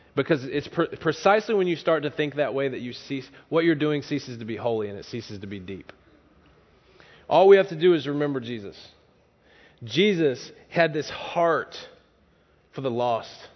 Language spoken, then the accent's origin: English; the South, United States; moved away; I'm from the South